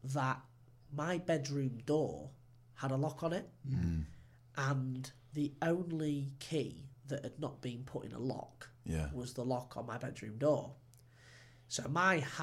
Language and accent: English; England, United Kingdom; I'm English